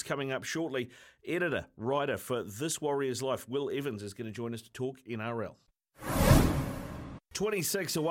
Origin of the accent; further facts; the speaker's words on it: Auckland, New Zealand; I'm an Auckland boy, mate. Born and bred in Howitt, Pakuranga, around that way.